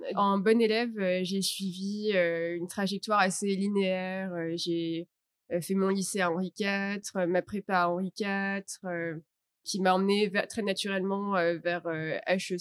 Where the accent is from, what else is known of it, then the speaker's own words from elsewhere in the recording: Paris, Île-de-France, France; moved away as an adult; now in Vietnam; je suis de Paris, donc je suis française.